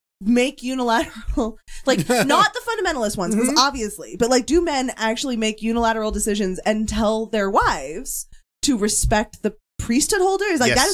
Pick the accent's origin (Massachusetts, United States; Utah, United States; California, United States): Utah, United States; Having lived in Springville, you know, that's where mm-hmm. I got to high school. I grew up in Utah.